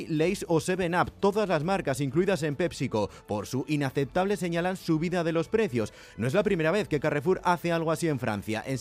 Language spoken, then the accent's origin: Spanish; Brazil; Yo soy de Brasil, no sé lo, lo que...